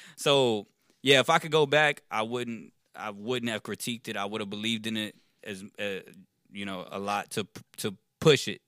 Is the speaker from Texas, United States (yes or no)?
yes; Richmond, Texas, United States; also born or lived in Rosenberg, Texas; Born and raised in Richmond, Texas